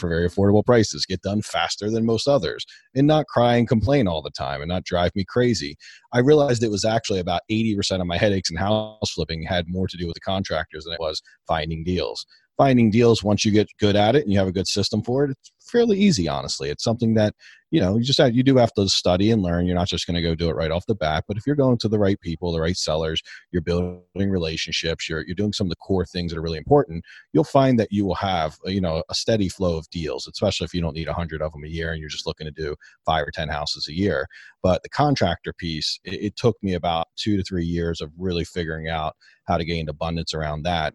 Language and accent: English; Baltimore, Maryland, United States; I'm from Baltimore. Baltimore, Maryland